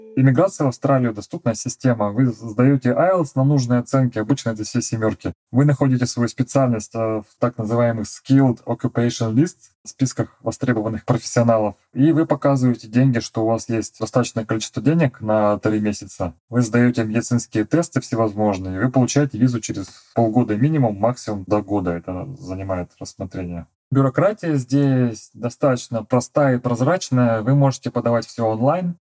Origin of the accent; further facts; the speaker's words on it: Irkutsk, Irkutsk Oblast, Russia; moved away as an adult; also born or lived in New Zealand / Perth / Sydney; now in Gold Coast, Australia; Я из Восточной Сибири, из Иркутска